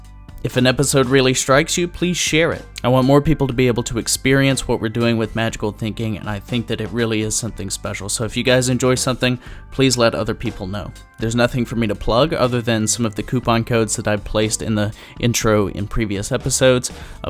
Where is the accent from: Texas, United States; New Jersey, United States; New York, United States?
New York, United States; We talk about growing up in New York, food, scotch, tailored clothing.